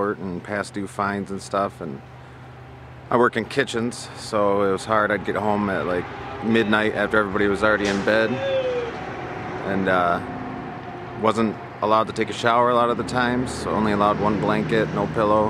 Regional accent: Midland, Michigan, United States; moved away; I come from Midland, Michigan, a wealthy town where Dow Chemical is

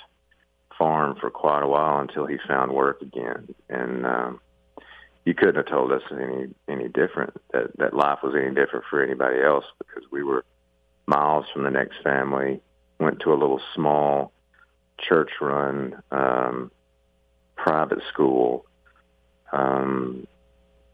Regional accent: Tuscumbia, Alabama, United States; I was born in Tuscumbia, Alabama, at Helen Keller Hospital

